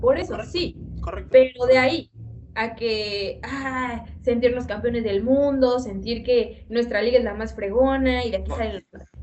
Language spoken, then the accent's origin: Spanish; Mexico; como cualquier mexicano y cualquier mexicana